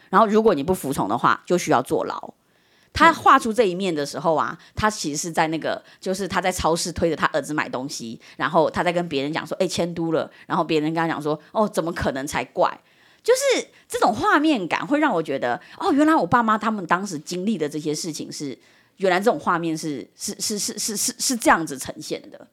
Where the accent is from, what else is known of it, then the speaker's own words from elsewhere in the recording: Shan State, Myanmar; now in Taiwan; 我的家乡在散邦，我所以，我应该还会再会一点散族话